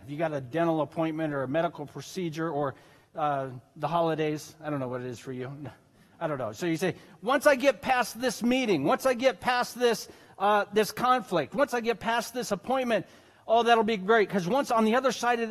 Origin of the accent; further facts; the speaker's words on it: United States; we're American Christians